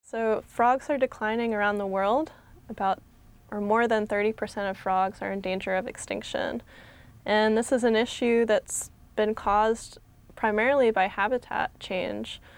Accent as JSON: {"language": "English", "region": "Connecticut", "country": "United States", "tie": "born or raised there", "said": "I grew up in Connecticut"}